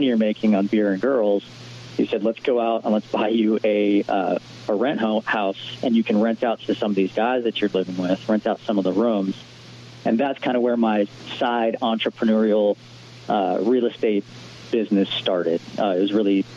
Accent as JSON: {"language": "English", "town": "Honolulu", "region": "Hawaii", "country": "United States", "tie": "born or raised there", "also_born_or_lived": "Indiana", "moved": "yes", "said": "I grew up in Honolulu, Hawaii."}